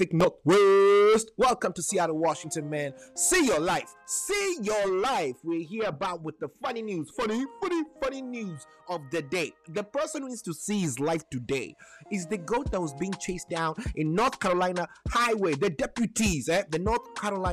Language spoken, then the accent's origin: English; Nairobi, Kenya; English is a second language; now in United States; I was born in Nairobi, Kenya